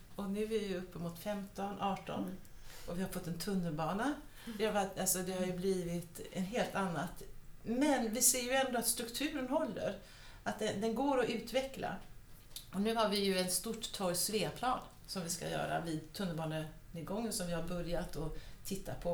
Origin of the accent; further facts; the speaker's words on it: Gothenburg, Västra Götaland, Sweden; moved away; also born or lived in Copenhagen / Stockholm; jag växte upp i Göteborg